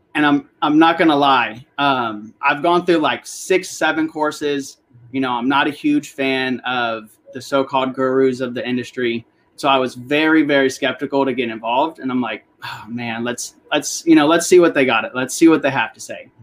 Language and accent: English; Northern Virginia, United States; I grew up here in Northern Virginia